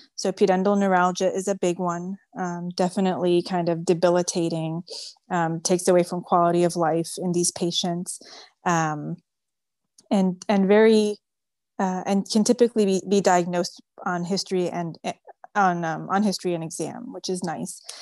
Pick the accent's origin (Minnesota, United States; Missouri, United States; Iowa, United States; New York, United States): New York, United States; New York City; first language French; English is a second language; moved away as an adult; now in Houston, United States; I was born and raised in New York City